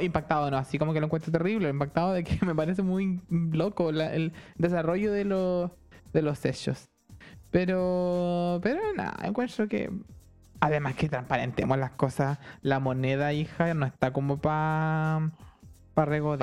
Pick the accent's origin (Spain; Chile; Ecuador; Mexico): Chile; Santiago, Santiago Metropolitan Region; yo estudié en uno de, no voy a decir en cuál, pero en uno de los colegios de Don Bosco de Santiago, de los salesianos